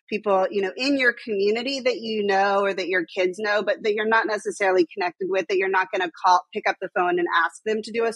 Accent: Texas, United States; now in New York, United States; I'm also from Texas

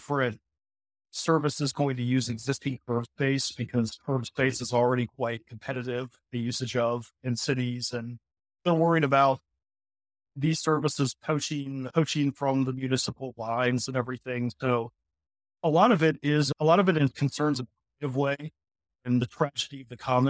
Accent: Virginia, United States; I'm from Virginia.

